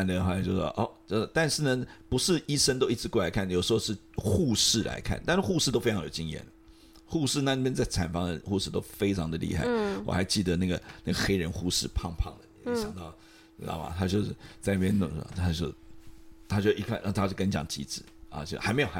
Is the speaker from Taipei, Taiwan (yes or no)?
yes; Taipei, Taiwan; 因为我从小在台北出生长大嘛，